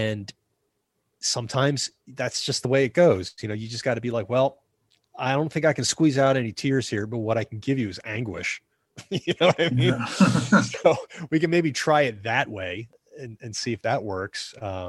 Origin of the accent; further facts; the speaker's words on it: New Jersey, United States; I'm from New Jersey